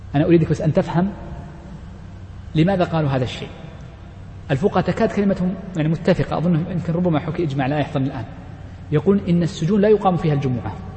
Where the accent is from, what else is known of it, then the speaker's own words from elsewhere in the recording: Riyadh, Riyadh Province, Saudi Arabia; نحن جميعا مستوطنون الرياض